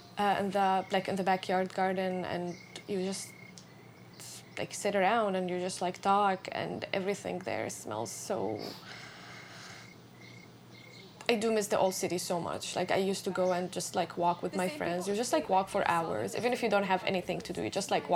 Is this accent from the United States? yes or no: no; Syria; moved away as an adult; I was in my hometown